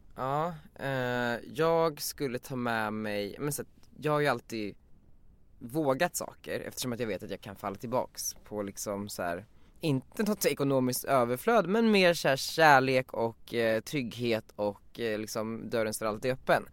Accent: Västerås, Västmanland, Sweden; moved away as an adult; now in Stockholm, Sweden; jag är från Västerås och växte upp där

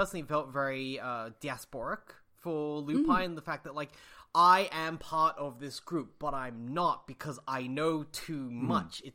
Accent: Australia; being Chinese Australian

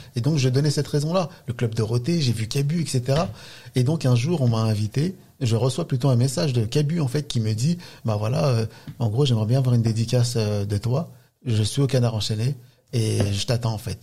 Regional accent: La Courneuve, Île-de-France, France; j'ai grandi dans un quartier euh, en Seine-Saint-Denis

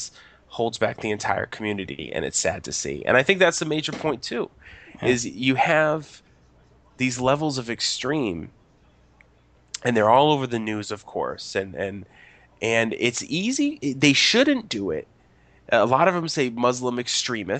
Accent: United States; I'm American

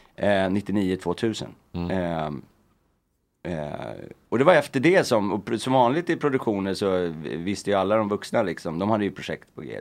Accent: Stockholm, Stockholm County, Sweden; jag är uppväxt i Örnsberg.

